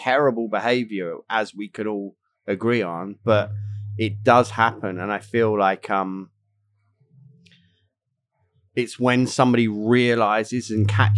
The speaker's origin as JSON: {"language": "English", "region": "England", "country": "United Kingdom", "said": "As an Englishman"}